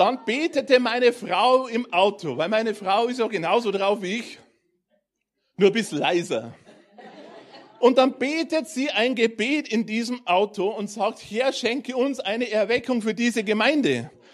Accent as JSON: {"language": "German", "region": "Bavarian Forest", "country": "Germany", "said": "ich komme aus dem Bayerischen Wald vor zwei Jahren sind wir ein bisschen näher in die Richtung Zivilisation gezogen."}